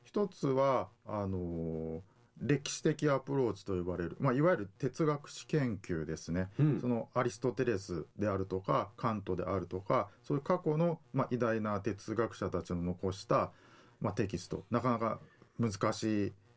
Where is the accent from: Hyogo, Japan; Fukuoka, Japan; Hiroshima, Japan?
Hiroshima, Japan; moved away as an adult; also born or lived in Kansai / Tokyo; now in Okinawa, Japan; 出身は、えー、広島県ですで大学は関西にいて、えー、大学院から東京に出て